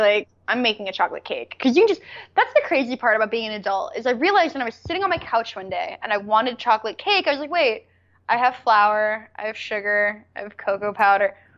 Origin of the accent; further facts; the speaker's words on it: United States; I'm an American